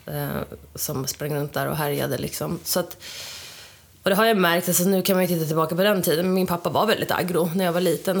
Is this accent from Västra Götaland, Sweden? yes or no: no; Tyresö, Stockholm County, Sweden; also born or lived in Sydney, Australia; jag är uppvuxen i Tyresö, mm. här i Stockholm, med min mamma och min pappa